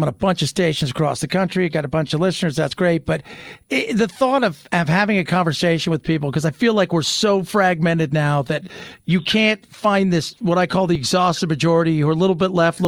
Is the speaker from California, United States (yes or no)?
yes; California, United States; moved away as an adult; also born or lived in Los Angeles; now in Arizona, United States; I'm from California. I was born and raised there. I'm now blessed to live in Arizona